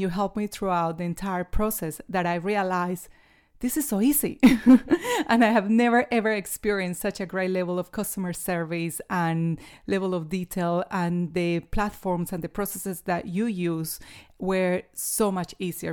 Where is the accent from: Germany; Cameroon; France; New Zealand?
New Zealand; now in Australia; I'm a Kiwi